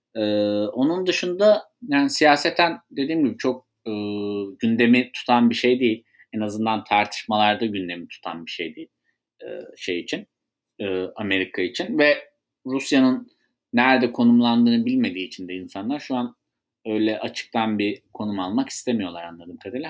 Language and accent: Turkish; Sivas, Sivas Province, Turkey; Ben de halktan gelen birisi olarak, bir Sivaslı olarak